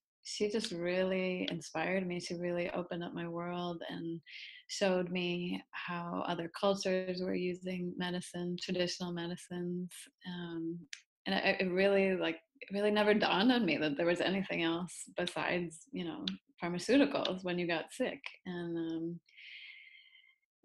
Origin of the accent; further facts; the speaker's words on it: Massachusetts, United States; moved away as an adult; also born or lived in upstate New York; I grew up in Massachusetts on the East Coast, in a small town